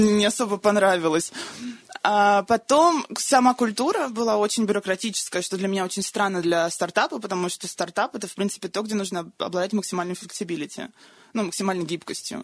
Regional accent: Moscow, Russia; moved away as an adult; also born or lived in North Carolina, United States; изначально я из Москвы

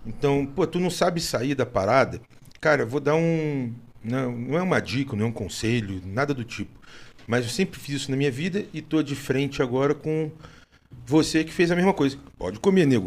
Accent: Rio de Janeiro, Brazil; eu sou carioca

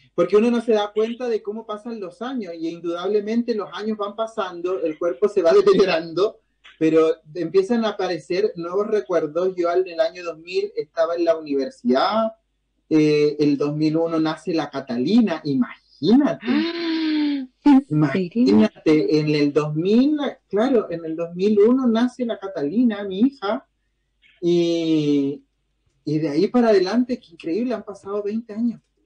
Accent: Chile

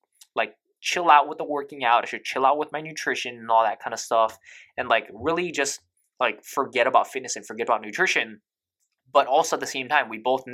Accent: United States; I am also American

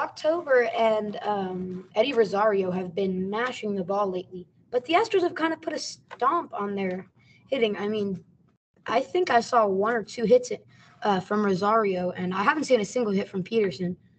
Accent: Houston, Texas, United States; we're from Houston

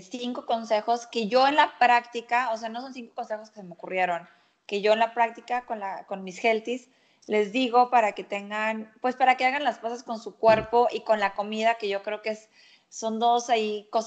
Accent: Monterrey, Nuevo León, Mexico; soy de Monterrey

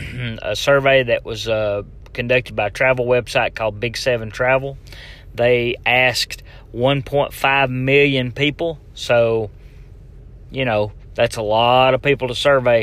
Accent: Tennessee, United States; Tennessee, all right, my home state

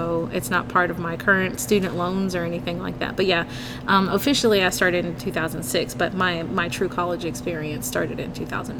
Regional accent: Berlin, Germany; born there; Well, I was actually born in Germany. I was born in Berlin.

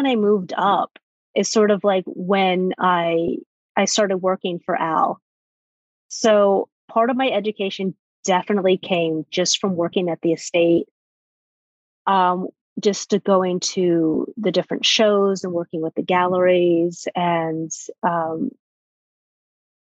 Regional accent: Alabama, United States; moved away as an adult; also born or lived in Florida / New York; I'm originally from Alabama

